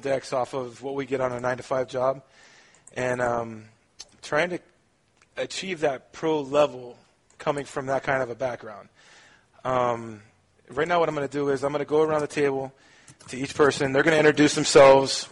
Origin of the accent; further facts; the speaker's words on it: Miami, Florida, United States; He's from Miami, Florida, as am